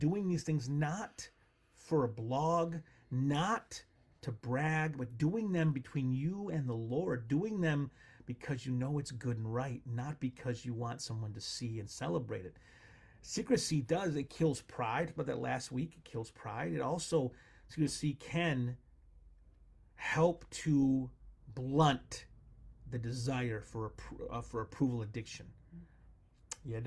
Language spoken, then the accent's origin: English; United States; As an American